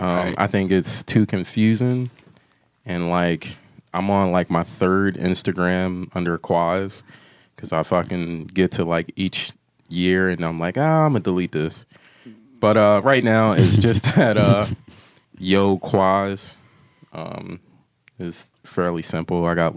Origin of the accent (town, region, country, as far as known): Philadelphia, Pennsylvania, United States; moved away